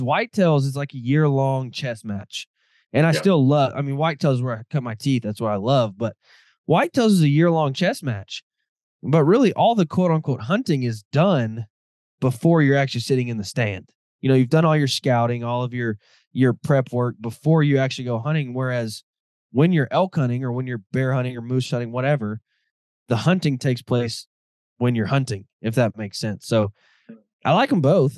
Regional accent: Midwest, United States; I grew up in the Midwest

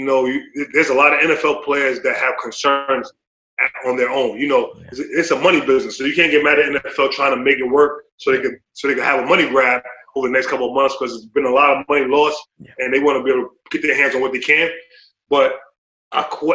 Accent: New York City, New York, United States; moved away as an adult; now in New Jersey, United States; I grew up in the Bronx

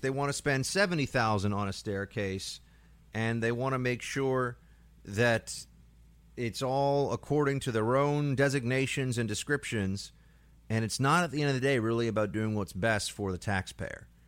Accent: New York, United States; as a New Yorker

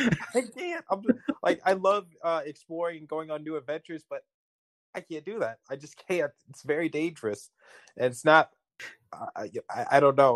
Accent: Midwest, United States; moved away; also born or lived in East Coast; Okay, so I grew up in the Midwest mostly, so I say water.

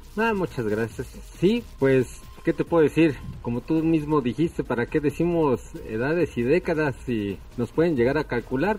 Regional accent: Mexico

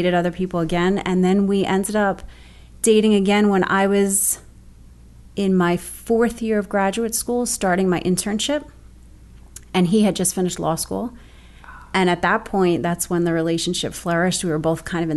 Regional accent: Bayonne, New Jersey, United States; I'm actually originally from Bayonne, which is where I still live right now. I actually live 30 blocks from where I grew up.

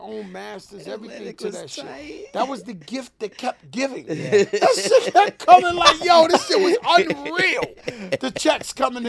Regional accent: New York, United States; So I'm so from New York. I'm a member of …, this real boom bap hip hop.

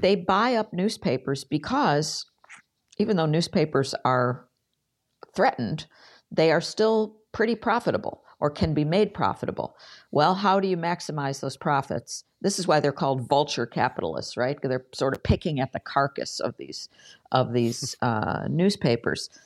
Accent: Buffalo, New York, United States; i spent most of my career in local journalism at the buffalo news my hometown paper

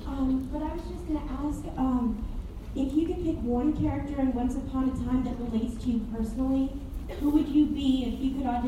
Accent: New Haven, Connecticut, United States; also born or lived in Ridgefield, Connecticut; I'm from Connecticut

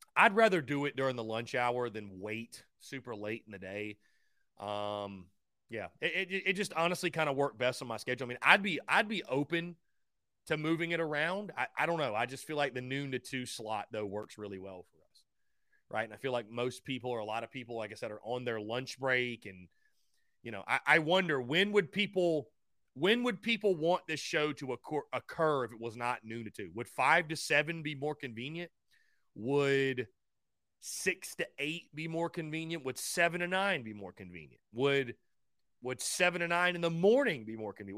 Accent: North Augusta, South Carolina, United States; I'm from North Augusta. Yeah, born and raised

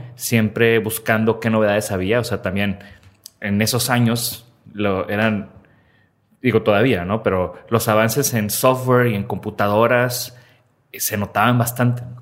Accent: Tampico, Tamaulipas, Mexico; now in Monterrey, Mexico; hubo la primera computadora en mi casa, allá en Tampico, yo soy de Tampico

